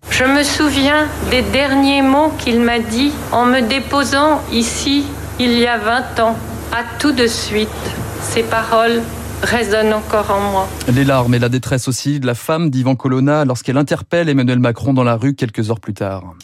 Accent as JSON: {"language": "French", "region": "Corsica", "country": "France", "tie": "born or raised there", "said": "Je suis Corse avant tout, je suis né ici, j'ai toujours vécu ici"}